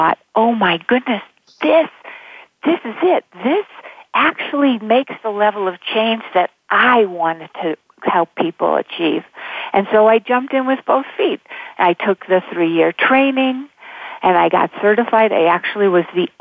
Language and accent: English; Buffalo, New York, United States; I grew up in Buffalo, and there's a lot of snow in the winter